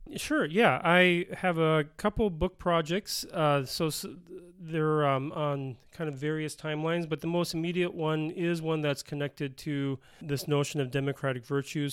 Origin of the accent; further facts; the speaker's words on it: Bloomington, Minnesota, United States; moved away as an adult; also born or lived in Denver, Colorado / Pennsylvania; now in South Dakota, United States; I grew up in Minnesota in the, uh, the suburb of Bloomington, uh, which is a suburb of Minneapolis